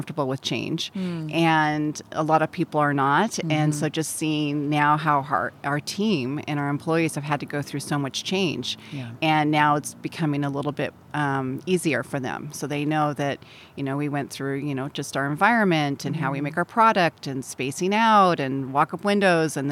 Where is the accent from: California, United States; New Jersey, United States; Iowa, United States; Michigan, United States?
California, United States; Southern; also born or lived in Templeton, California / back east; I'm from Southern California. Okay. Went to high school up here in Templeton.